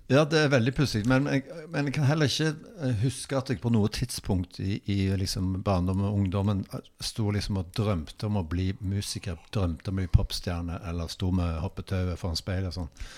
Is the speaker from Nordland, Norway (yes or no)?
yes; Bodø, Nordland, Norway; now in Stavanger, Norway; jeg vokste opp i Eller utenfor, rett utenfor Bodø i eh, Nord-Norge.